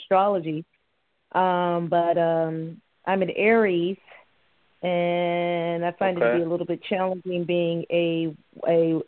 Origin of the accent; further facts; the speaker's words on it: New York, United States; also born or lived in Maryland; I'm a New Yorker. I'm not really from New York. I'm from Maryland. But growing up in New York